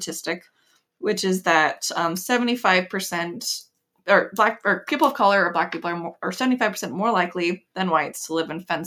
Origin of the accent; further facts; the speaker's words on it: Ohio, United States; moved away; growing up in Ohio